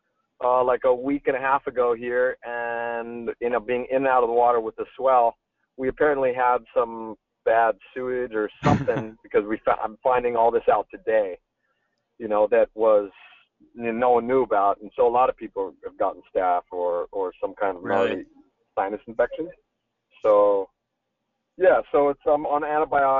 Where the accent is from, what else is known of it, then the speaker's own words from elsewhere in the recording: Northern California, United States; first language German; English is a second language; also born or lived in Munich, Germany / Berkeley, California; born and raised in Northern California, and then moved to Munich, Germany to spend some of my early years there, going to school. German was my first language